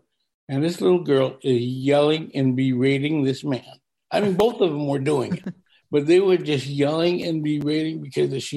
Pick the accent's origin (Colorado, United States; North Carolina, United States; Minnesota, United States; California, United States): North Carolina, United States; also born or lived in New Haven, Connecticut; I was born in New Haven, Connecticut, ironically, same place Norman Lear was born, and right. Raised and sort of raised in the South, North Carolina